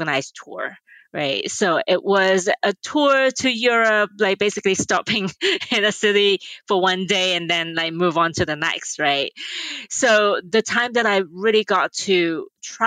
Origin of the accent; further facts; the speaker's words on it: Hong Kong; moved away; also born or lived in France; I was born and raised in Hong Kong